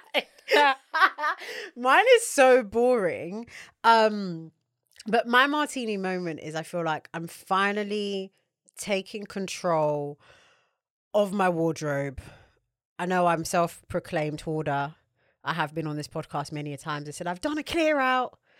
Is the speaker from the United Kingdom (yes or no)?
yes; United Kingdom; as British people